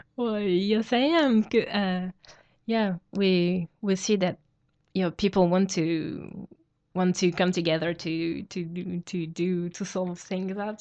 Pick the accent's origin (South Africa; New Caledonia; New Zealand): New Caledonia; I come from New Caledonia